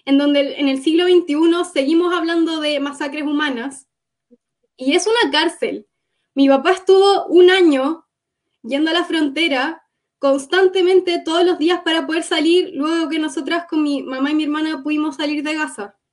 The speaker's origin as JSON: {"language": "Spanish", "country": "Cuba", "said": "Yo nací en Cuba porque mi papá es palestino y mi mamá es cubana. Mi papá fue a estudiar a, a Cuba y así nací yo. Entonces, ya, soy cubana."}